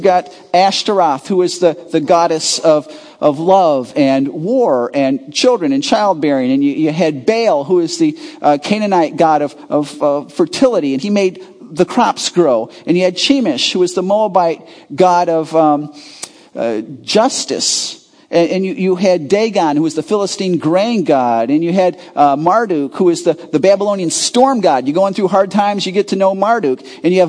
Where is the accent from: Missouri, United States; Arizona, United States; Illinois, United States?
Illinois, United States; Chicago suburbs; I grew up in the Chicago burbs